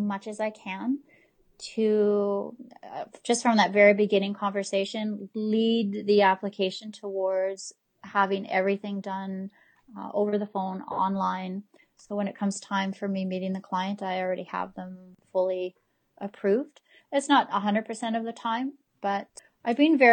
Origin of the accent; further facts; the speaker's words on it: the Kootenays, British Columbia, Canada; also born or lived in Alberta; now in Cranbrook, Canada; I'm from the Kootenays. I've lived here most of my life, but I actually moved to Alberta for 10 years